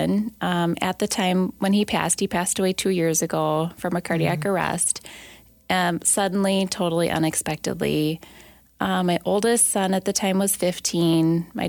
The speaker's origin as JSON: {"language": "English", "town": "Rochester", "region": "Minnesota", "country": "United States", "tie": "born or raised there", "said": "I grew up in Rochester, Minnesota"}